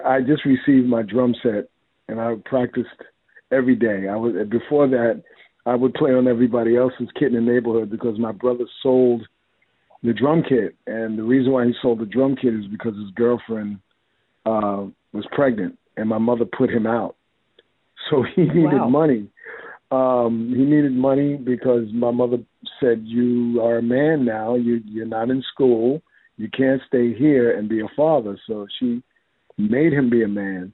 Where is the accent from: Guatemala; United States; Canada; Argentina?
United States; New York City, New York; Born and raised in the Bronx